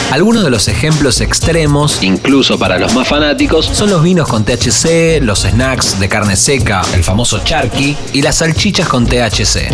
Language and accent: Spanish; Argentina; Nuestro país